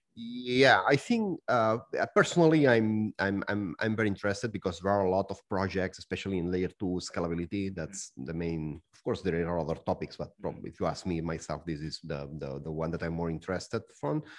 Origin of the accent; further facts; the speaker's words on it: Barcelona, Catalonia, Spain; now in Zug, Switzerland; I'm from Barcelona. I'm living right now in Zug